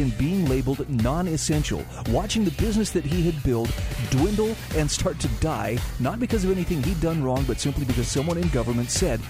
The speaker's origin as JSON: {"language": "English", "region": "Utah", "country": "United States", "tie": "born or raised there", "said": "here in my home state of Utah"}